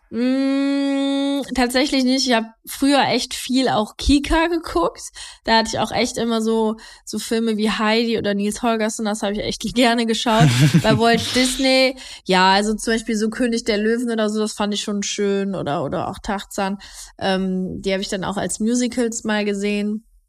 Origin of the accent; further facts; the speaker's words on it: Heinsberg, North Rhine-Westphalia, Germany; nee, ich bin nicht gebürtige Mönchengladbacherin. Ich komme eigentlich aus, äh, aus Heinsberg